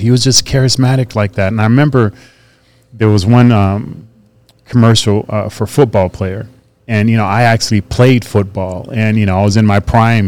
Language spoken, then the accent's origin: English; Fresno, California, United States; It was in Fresno, my hometown.